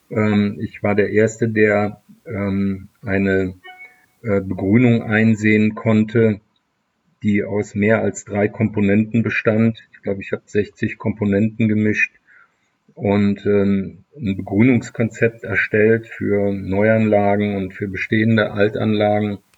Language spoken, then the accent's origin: German; Leverkusen, North Rhine-Westphalia, Germany; wir haben in meiner Heimatstadt äh, Leverkusen Chemie, Physik und auch äh, Biologieunterricht